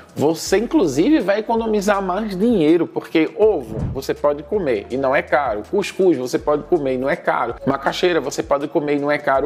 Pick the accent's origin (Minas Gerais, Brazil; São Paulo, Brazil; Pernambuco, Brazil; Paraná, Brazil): Pernambuco, Brazil; Recife; moved away as an adult; now in Senegal; A cidade de onde eu venho, Recife